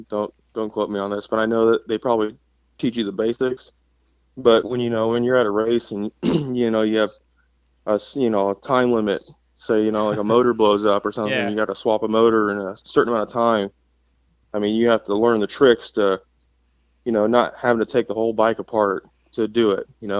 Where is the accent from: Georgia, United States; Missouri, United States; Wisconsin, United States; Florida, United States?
Missouri, United States; also born or lived in Colorado; now in Texas, United States; Well, I'm from Missouri, but you know, I started racing and all that in Colorado. For you know, I lived there for 10 years, and then I moved to Texas